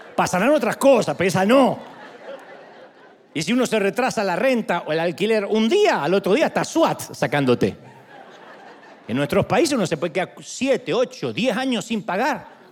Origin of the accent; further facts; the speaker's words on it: San Martín, Buenos Aires Province, Argentina; moved away; yo nací en San Martín, Buenos Aires